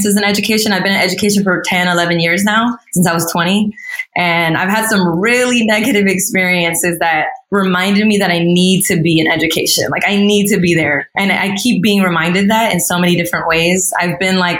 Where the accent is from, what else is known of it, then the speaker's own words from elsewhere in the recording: Pasadena, California, United States; also born or lived in San Jose / San Francisco; I feel like I'm from Pasadena more than I am from Guatemala or Egypt, because I was like raised here. I grew up here.